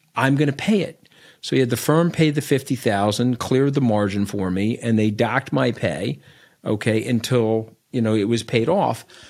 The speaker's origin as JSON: {"language": "English", "town": "Port Washington", "region": "New York", "country": "United States", "tie": "born or raised there", "also_born_or_lived": "Manhasset", "said": "I grew up on Long Island in a town called Port Washington. I now live in Manhasset"}